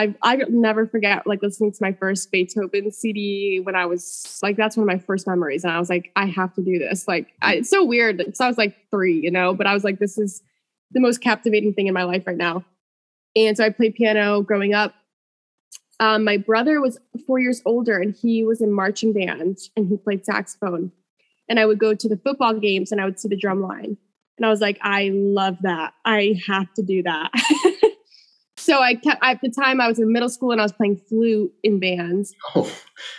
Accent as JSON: {"language": "English", "town": "Enfield", "region": "Connecticut", "country": "United States", "tie": "born or raised there", "also_born_or_lived": "Springfield, Massachusetts", "said": "I grew up in Enfield, Connecticut"}